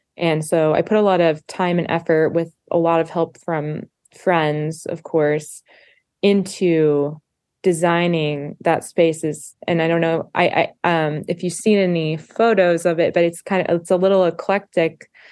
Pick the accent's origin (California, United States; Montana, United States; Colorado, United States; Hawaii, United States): Montana, United States; we grew up in Montana together